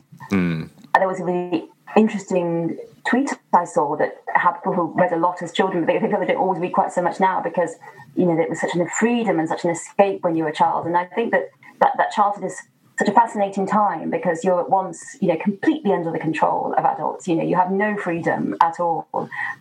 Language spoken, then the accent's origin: English; Midlands, United Kingdom; I grew up in the Midlands